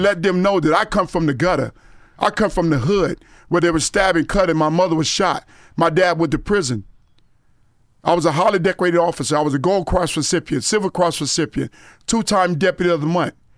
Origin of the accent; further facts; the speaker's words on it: Gifford, Florida, United States; also born or lived in Vero Beach, Florida / Fort Lauderdale, Florida; I was born in Vero Beach, but I grew up in Guilford, Florida, as well as Fort Lauderdale.